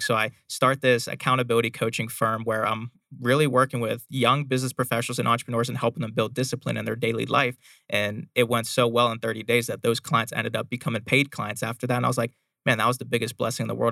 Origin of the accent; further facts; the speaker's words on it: Pittsburgh, Pennsylvania, United States; moved away as an adult; now in Arizona, United States; I was born and raised in Pittsburgh, Pennsylvania